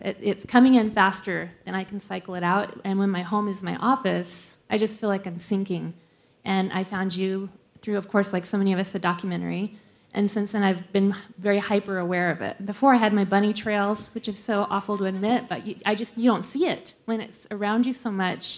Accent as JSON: {"language": "English", "town": "Salt Lake City", "region": "Utah", "country": "United States", "said": "I'm from Salt Lake also"}